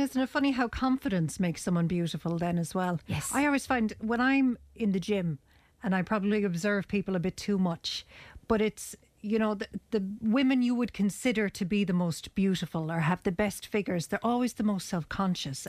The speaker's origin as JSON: {"language": "English", "country": "Ireland", "said": "It's just not in our nature as Irish people"}